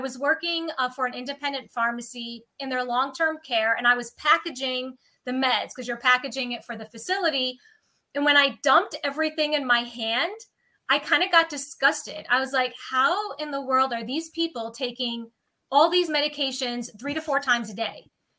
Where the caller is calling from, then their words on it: New York, United States; Upstate New York.